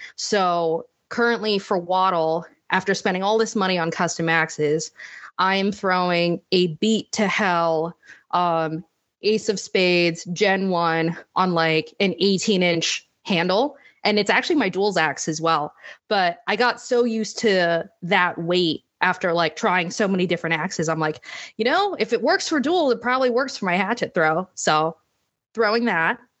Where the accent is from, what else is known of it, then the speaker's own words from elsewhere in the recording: Northern Virginia, United States; moved away as an adult; also born or lived in Washington, D.C. / Manchester, England; I was actually born in D C and grew up in Northern Virginia